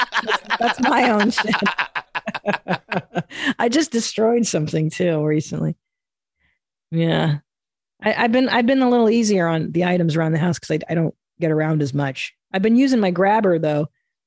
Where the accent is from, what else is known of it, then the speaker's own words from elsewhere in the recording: Midwest, United States; I'm from the Midwest, deer hunter, not uncommon around here.